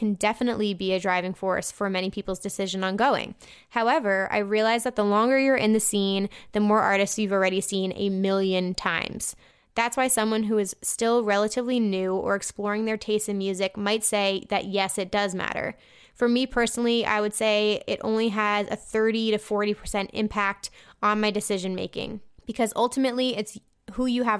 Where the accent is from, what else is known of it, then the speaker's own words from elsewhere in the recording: Germany; there are two pretty big festivals near my hometown in Germany that I go to every year, no matter what, because it's super convenient and I just love the vibes.